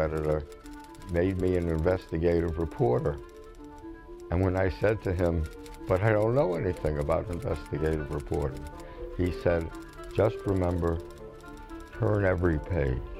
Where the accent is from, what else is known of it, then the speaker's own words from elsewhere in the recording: Philadelphia, Pennsylvania, United States; moved away; also born or lived in Atlanta, Georgia; I was born in Philadelphia, went to Atlanta, Georgia, came back and went to college in Philadelphia